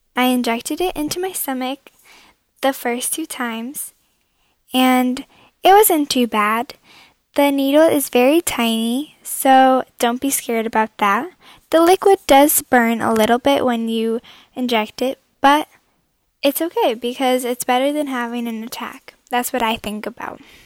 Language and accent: English; Connecticut, United States; I'm from Connecticut and I'm 16 years old